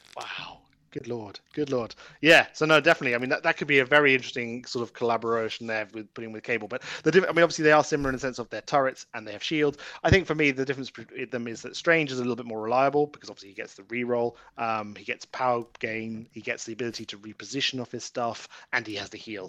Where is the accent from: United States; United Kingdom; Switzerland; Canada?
United Kingdom; I'm British